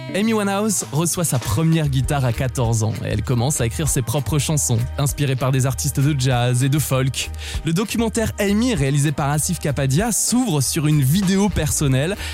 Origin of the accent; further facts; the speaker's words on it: France; chez nous en France